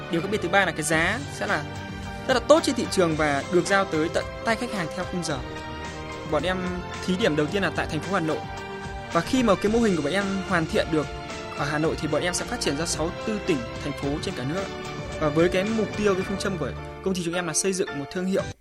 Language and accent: Vietnamese; Thai Nguyen, Vietnam; em đến từ Thái Nguyên.